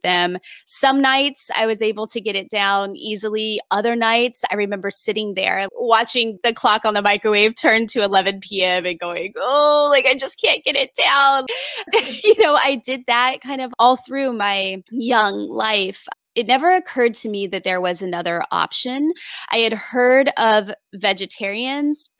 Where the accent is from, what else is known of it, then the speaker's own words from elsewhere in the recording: Indiana, United States; I grew up in Indiana, way out in the country, teeny tiny small town